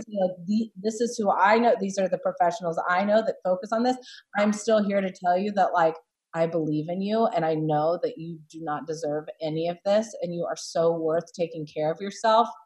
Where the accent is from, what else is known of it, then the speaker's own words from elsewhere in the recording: South Carolina, United States; moved away as an adult; also born or lived in Los Angeles; I grew up in South Carolina